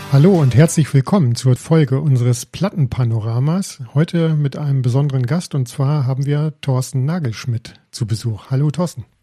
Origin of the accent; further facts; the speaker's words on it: near Detmold, North Rhine-Westphalia, Germany; Ich bin aus der Nähe von Detmold